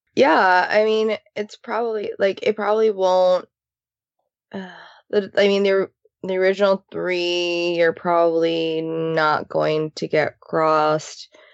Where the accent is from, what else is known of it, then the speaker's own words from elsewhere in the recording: Japan; now in Los Angeles, United States; growing up in Japan